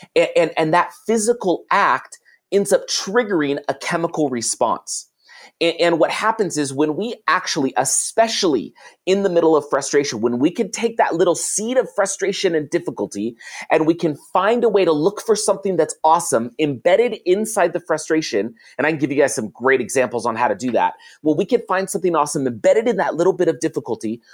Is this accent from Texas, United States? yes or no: no; California, United States; I grew up in California